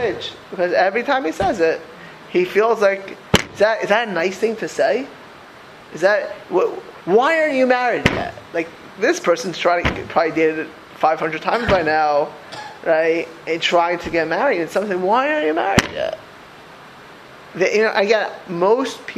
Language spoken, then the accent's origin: English; South Florida, United States; moved away; also born or lived in Lakewood, New Jersey / Philadelphia; I grew up in South Florida